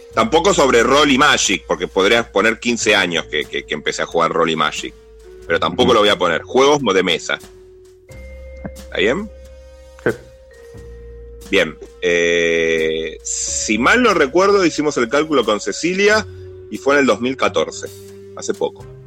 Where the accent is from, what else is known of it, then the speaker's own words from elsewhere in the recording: Buenos Aires, Argentina; now in Burzaco, Argentina; Vivo en Buenos Aires, soy de la República de San Telmo, pero me mudé a, a, a las orillas, al mundo exterior, a Bursaco.